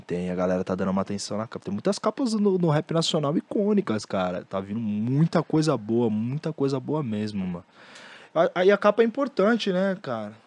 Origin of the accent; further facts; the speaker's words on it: Brazil; Eu, sendo brasileiro